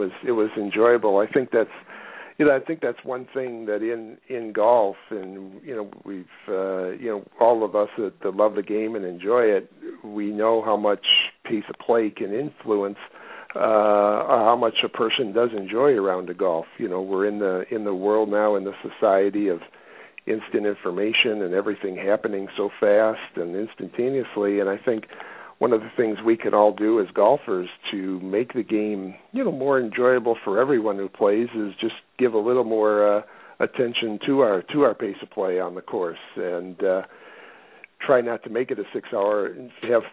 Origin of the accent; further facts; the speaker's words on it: Michigan, United States; moved away; I grew up in Michigan.